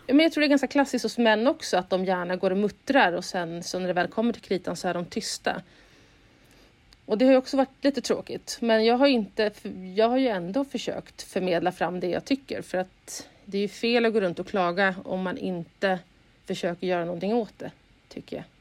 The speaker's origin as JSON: {"language": "Swedish", "town": "Uppsala", "region": "Uppsala County", "country": "Sweden", "also_born_or_lived": "Stockholm", "moved": "as an adult", "said": "Jag är ursprungligen från Uppsala"}